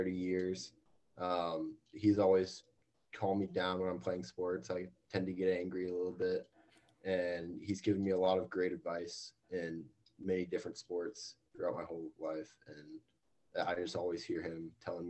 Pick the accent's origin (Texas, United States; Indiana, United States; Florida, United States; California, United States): Texas, United States; Austin; I grew up in Austin all my life